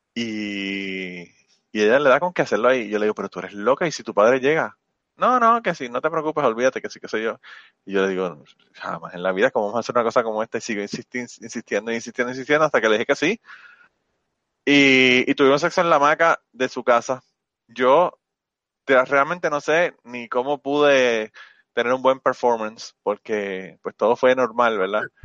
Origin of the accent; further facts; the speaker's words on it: Puerto Rico; moved away as an adult; also born or lived in New York / Minnesota; now in United States; desde que me fui de Puerto Rico